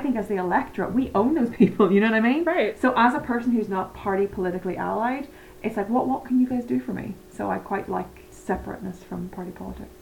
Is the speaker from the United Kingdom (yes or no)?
yes; Northern Ireland, United Kingdom; I'm from Northern Ireland or the north of Ireland or whatever way you want to put it.